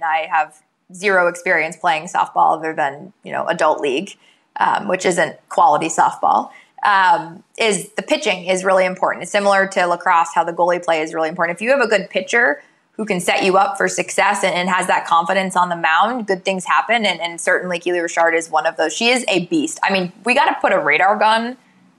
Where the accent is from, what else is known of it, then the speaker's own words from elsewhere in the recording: New Hampshire, United States; moved away; I'm from New Hampshire originally